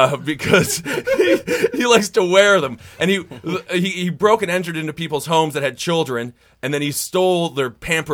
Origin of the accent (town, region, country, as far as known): Wisconsin, United States; born or raised there; now in New York City, United States